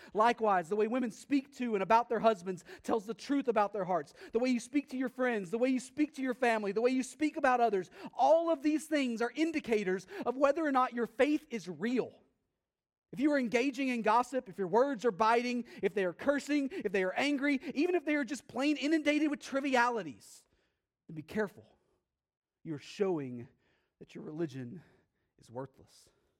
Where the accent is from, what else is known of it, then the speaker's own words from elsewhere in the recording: Texas, United States; I'm from Texas, and relatively speaking, I'm very bad at Spanish